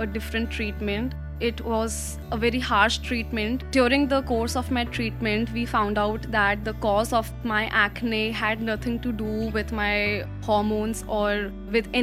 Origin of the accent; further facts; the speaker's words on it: New Delhi, Delhi, India; also born or lived in Uttarakhand; I was born and brought up in Delhi. My family hails from Uttarakhand.